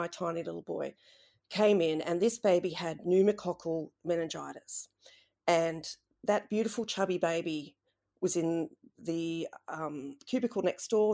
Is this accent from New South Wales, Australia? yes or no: yes; Mullumbimby, New South Wales, Australia; also born or lived in Sydney / Byron Bay; I'm a Mullumbimby girl, raised there